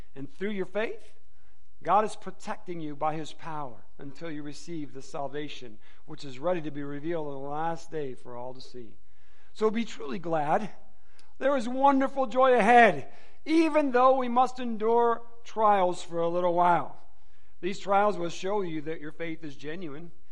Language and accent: English; Michigan, United States; moved away; I'm from Michigan originally.